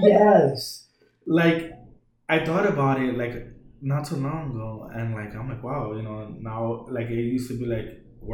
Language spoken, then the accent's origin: English; New York, United States; now in Puerto Rico; growing up in New York, I really didn't have a lot of friends. And even when I came here... so like I'm self-taught in Spanish.